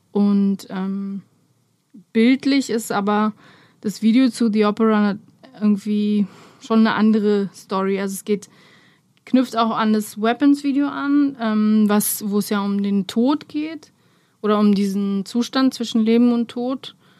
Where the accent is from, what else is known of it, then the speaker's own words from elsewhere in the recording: Berlin, Germany; German is a second language; also born or lived in Romania; ich bin ja mit acht Jahren aus Rumänien hergekommen und ähm, bin aber in Lichterfelde Ost aufgewachsen